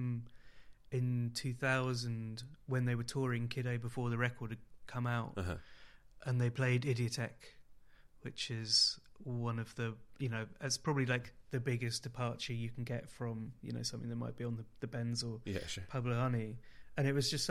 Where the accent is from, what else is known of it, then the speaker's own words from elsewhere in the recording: Oxford, South East England, United Kingdom; all my teenage years growing up in Oxford